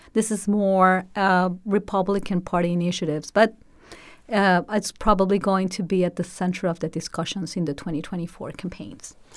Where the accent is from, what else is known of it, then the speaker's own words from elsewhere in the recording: Mexico; moved away as an adult; also born or lived in Brownsville, Texas; now in United States; I was born and raised in Mexico